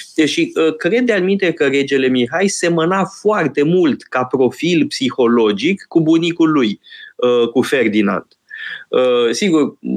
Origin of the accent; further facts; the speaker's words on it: Romania; măcar eu am crescut în România